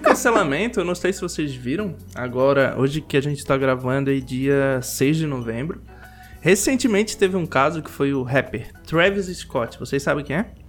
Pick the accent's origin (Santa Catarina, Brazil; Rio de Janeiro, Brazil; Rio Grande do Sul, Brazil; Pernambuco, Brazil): Santa Catarina, Brazil; moved away; eu sou de Santa Catarina. Pra quem não conhece sotaque, quem conhece já sabe onde eu sou.